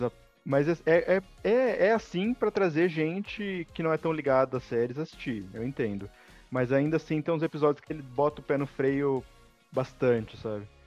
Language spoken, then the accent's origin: Portuguese; Brazil; accent: interior; meu sotaque porque eu sou do interior